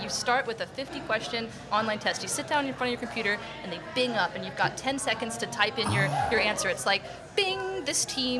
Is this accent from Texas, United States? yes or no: yes; The Woodlands, Texas, United States; I was in Houston, the John Cooper School out there. Little school.